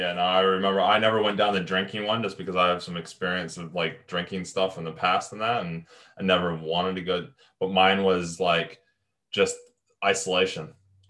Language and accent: English; United States; moved away; I was in the States back in my hometown in 2015.